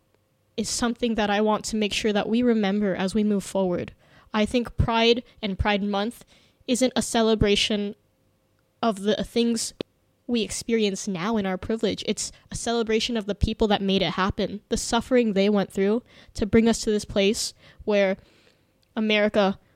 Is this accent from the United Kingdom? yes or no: no; Indonesia; growing up in Indonesia